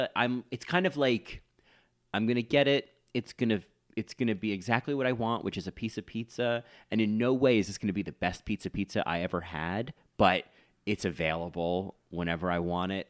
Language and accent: English; New South Wales, Australia; My accent lives up here in Confidence Corner, yeah, exactly. Australia. South of SIDS. Yeah. Not sudden infant death syndrome, south of Sydney.